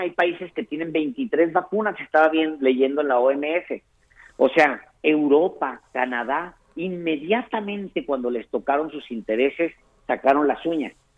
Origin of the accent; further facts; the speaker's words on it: Ciudad Juárez, Chihuahua, Mexico; como yo soy un fronterizo, yo nací en, nací en Ciudad Juárez